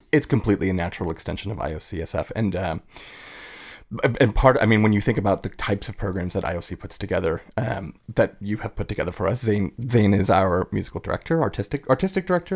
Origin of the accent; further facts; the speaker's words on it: East Coast, United States; moved away as an adult; now in Bay Area, United States; I grew up on the East Coast